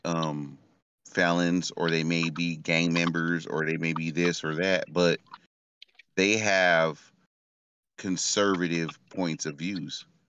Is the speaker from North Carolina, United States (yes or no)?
no; Stockton, California, United States; I'm from Stockton, California, and this is the hood